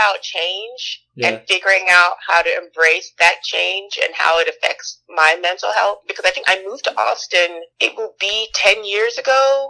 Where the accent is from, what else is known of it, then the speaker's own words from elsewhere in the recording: Jamaica; also born or lived in New York / California / Georgia / Mississippi; now in United States; I've lived in New York. I've lived in California. I've lived in Georgia. I'm trying to think where else. Jamaica.